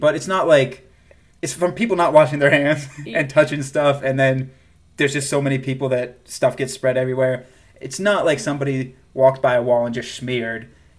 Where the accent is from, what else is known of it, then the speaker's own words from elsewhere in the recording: South Carolina, United States; moved away; I'm originally from South Carolina, and I have some South Carolina pride.